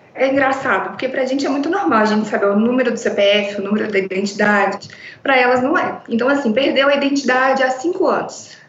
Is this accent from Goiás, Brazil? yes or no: no; João Monlevade, Minas Gerais, Brazil; sou de João Molevade, interior de Minas